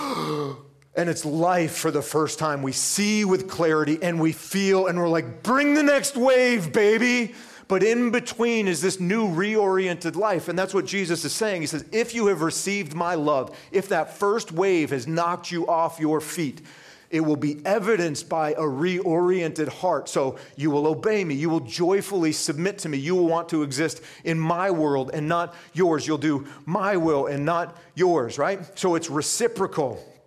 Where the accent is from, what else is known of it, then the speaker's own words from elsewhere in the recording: Vermont, United States; I grew up in Vermont.